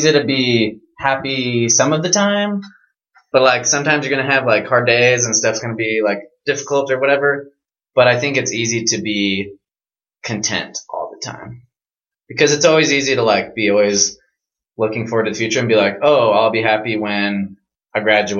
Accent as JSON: {"language": "English", "region": "Oregon", "country": "United States", "said": "I'm from Oregon. Beautiful Pacific Northwest."}